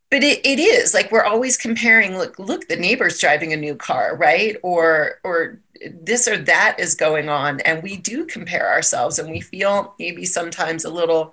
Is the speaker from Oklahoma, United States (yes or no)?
no; Maryland, United States; moved away as an adult; also born or lived in San Diego; now in Colorado, United States; so I grew up in Maryland. I lived there for most of my life.